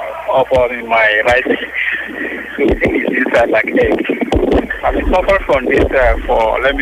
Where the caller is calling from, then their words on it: Ojo, Lagos, Nigeria; I'm calling from Ojo.